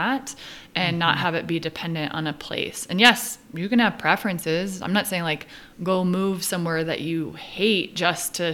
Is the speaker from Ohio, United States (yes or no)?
no; Southern California, United States; moved away as an adult; also born or lived in New York; I grew up in Southern California